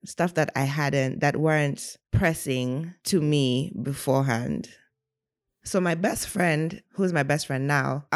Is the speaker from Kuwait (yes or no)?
no; Kenya; I was born and raised in Kenya, the only girl